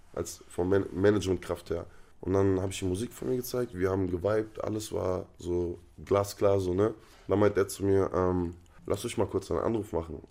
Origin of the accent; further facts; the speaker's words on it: Freiburg, Baden-Württemberg, Germany; also born or lived in North Rhine-Westphalia / Palestine; da hat man halt seine Jugend in Freiburg verbracht